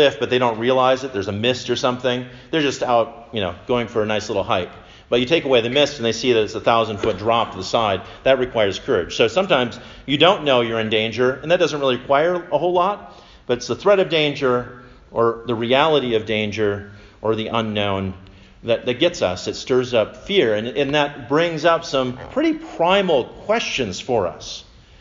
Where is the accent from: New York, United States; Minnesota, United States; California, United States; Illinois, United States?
Minnesota, United States; I'm from Minnesota